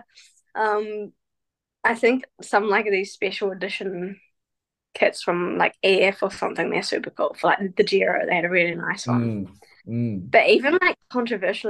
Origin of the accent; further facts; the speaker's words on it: New Zealand; my hometown in New Zealand